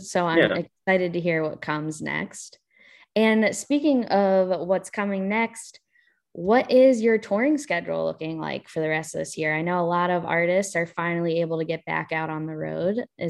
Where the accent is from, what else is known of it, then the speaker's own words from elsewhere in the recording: Delaware, United States; So I'm from Delaware. That's where I am right now, actually.